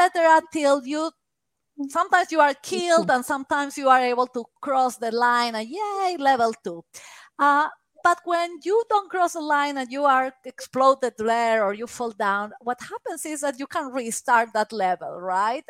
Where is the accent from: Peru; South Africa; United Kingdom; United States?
Peru; English is a second language; moved away; I am Peruvian.